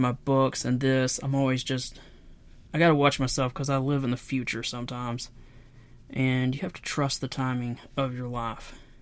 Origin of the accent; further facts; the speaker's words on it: Knoxville, Tennessee, United States; I'm from Knoxville, Tennessee, and I left home to join the Marine Corps at the age of seventeen